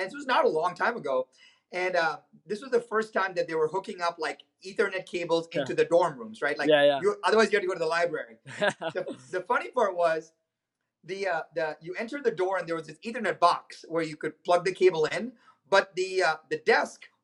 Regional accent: India; moved away as an adult; now in United States; I was born in India.

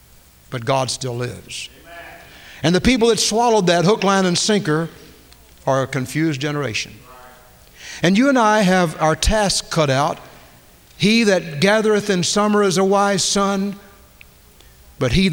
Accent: United States; I'm an American

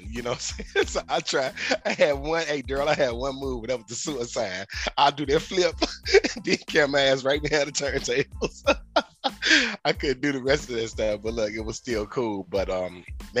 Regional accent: Chicago, Illinois, United States; I'm from Chicago

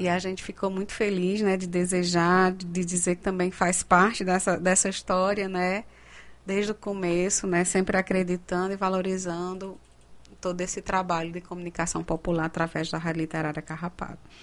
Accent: Cariri, Ceará, Brazil; accent: Cariri; vai sair com o sotaque, o sotaque cariri

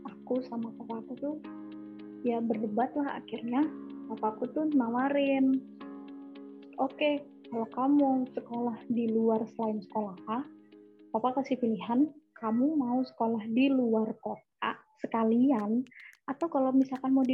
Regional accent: Bandar Lampung, Lampung, Indonesia; also born or lived in Jakarta / Yogyakarta; gue itu udah jadi manusia nomaden dari kecil jadi gue gue tuh orang Jogja tapi tinggal dan besar di Bandar Lampung tapi gue lahir di Jakarta

